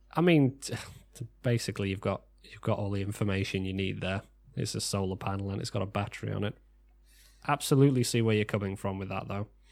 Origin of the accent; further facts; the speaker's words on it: United Kingdom; We are British